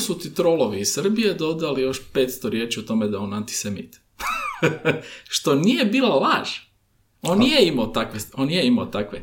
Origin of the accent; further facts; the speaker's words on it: Croatia; mi Hrvati